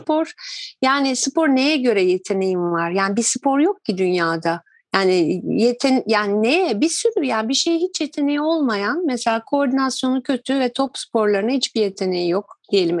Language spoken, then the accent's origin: Turkish; Turkey; biz Türkler